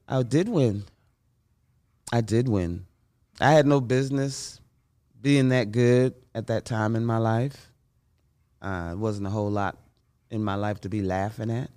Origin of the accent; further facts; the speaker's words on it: New York City, New York, United States; I grew up in Bronx, New York.